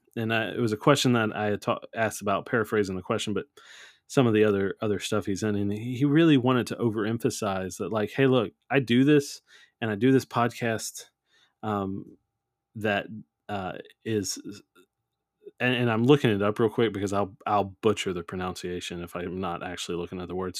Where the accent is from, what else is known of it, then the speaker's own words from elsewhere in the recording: New Orleans, Louisiana, United States; I'm from New Orleans, it's just in the blood